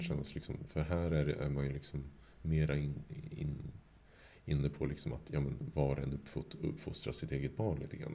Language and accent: Swedish; Sweden; som svensk